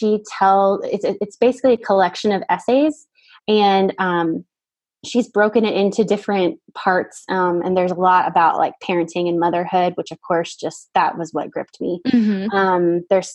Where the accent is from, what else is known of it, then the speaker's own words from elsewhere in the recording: Miami, Florida, United States; I'm from Miami area.